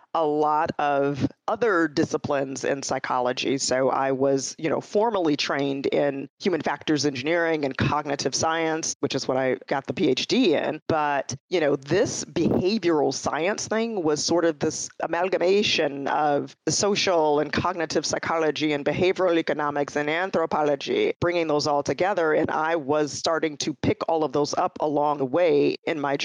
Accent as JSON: {"language": "English", "town": "Chicago", "region": "Illinois", "country": "United States", "tie": "born or raised there", "also_born_or_lived": "Detroit area, Michigan / California", "moved": "as an adult", "said": "I'm a Midwestern girl. I grew up in Chicago, born and raised."}